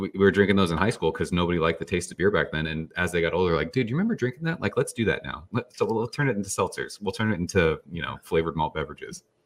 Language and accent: English; San Jose, California, United States; I grew up in California